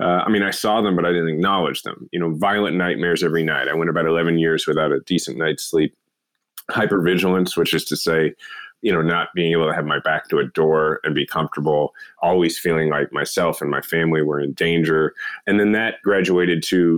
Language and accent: English; Kansas City, Missouri, United States; my hometown, Kansas City